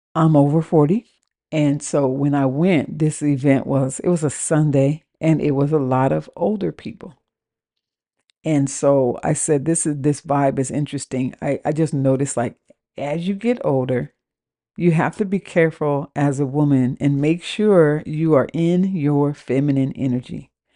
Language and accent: English; West Coast, United States; moved away as an adult; also born or lived in Washington; now in New Orleans, United States; I live in New Orleans, and I am from the West Coast.